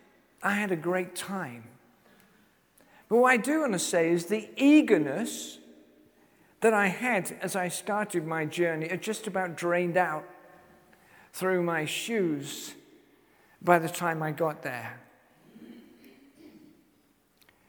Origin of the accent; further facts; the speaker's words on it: Cheshire, North West England, United Kingdom; now in Yatton, United Kingdom; my hometown in Cheshire